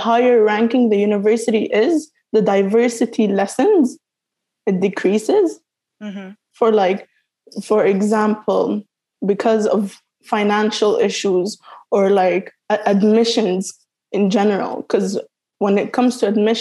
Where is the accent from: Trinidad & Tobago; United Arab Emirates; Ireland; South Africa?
United Arab Emirates; moved away as an adult; also born or lived in Sudan / Morocco / Yemen; now in United Kingdom; I'm from Sudan, Morocco, and Yemen, but I was born and raised in the United Arab Emirates